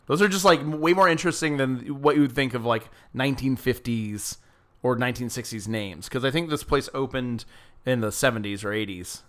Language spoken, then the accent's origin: English; Georgia, United States; my hometown in Georgia